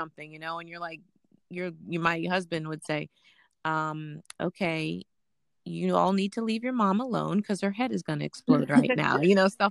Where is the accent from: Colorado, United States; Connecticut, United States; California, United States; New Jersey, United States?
California, United States; moved away as an adult; also born or lived in Mount Vernon, New York; now in Pennsylvania, United States; I was born and raised in Mount Vernon, New York. And then I moved to California when I was seven. Mm-hmm. I grew up in California from the time I was seven until I went to Temple when I was 19 or 20 years old.